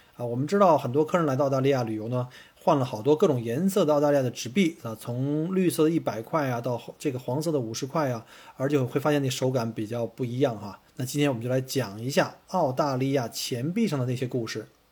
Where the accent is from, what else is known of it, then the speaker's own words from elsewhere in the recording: China; now in Melbourne, Australia; 因为我们从中国来旅游